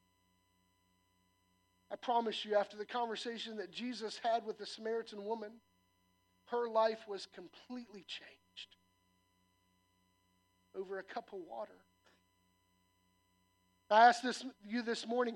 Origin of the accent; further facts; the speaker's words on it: the South, United States; I'm a Southerner by nature